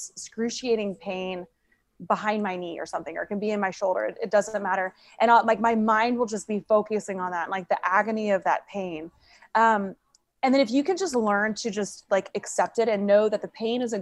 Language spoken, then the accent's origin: English; Tulsa, Oklahoma, United States; now in Virginia Beach, United States; Tulsa, Oklahoma, my hometown where I was from